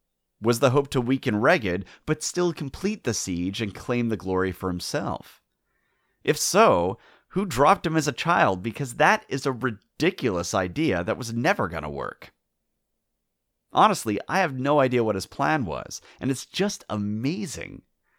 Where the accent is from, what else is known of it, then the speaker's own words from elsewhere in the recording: North Wales, United Kingdom; we're from North Wales